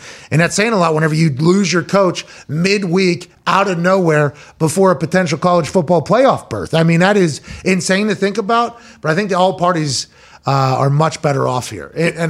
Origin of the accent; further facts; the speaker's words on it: Pittsburgh, Pennsylvania, United States; moved away; also born or lived in West Virginia; Growing up in Pittsburgh